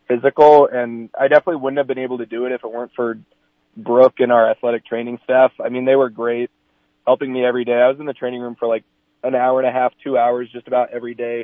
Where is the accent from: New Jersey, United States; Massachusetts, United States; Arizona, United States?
Arizona, United States; Phoenix; also born or lived in Glendale, Arizona; I was born in Phoenix, Arizona, so Cactus Run Little League, and I think it was Glendale, Arizona